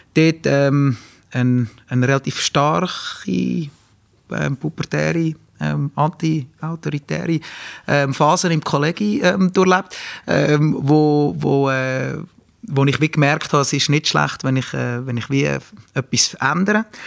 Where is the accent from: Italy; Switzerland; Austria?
Switzerland; Ennetbürgen, Nidwalden; ich bin ja in Ennenbürgen aufgewachsen